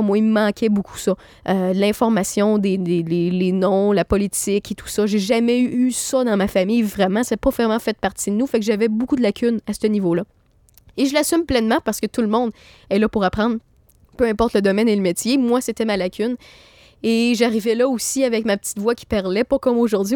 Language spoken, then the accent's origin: French; Quebec City, Quebec, Canada; je suis de Québec